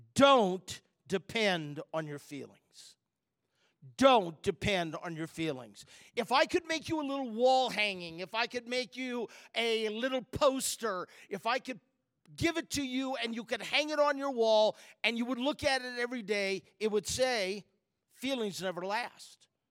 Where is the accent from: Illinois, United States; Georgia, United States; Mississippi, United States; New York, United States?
Illinois, United States; Chicago; I'm from Chicago area